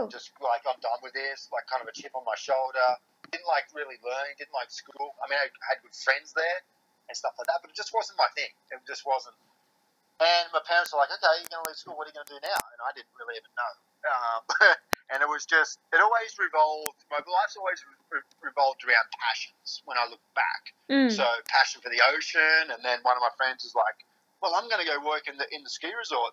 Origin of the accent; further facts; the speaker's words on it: Newcastle, New South Wales, Australia; also born or lived in Queensland; I'm from Newcastle, Australia. I grew up in Newcastle.